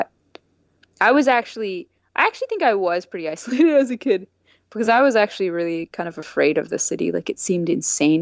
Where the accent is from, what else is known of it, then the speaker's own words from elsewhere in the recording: the country north of Orangeville, Dufferin, Ontario, Canada; I grew up in the country north of Orangeville.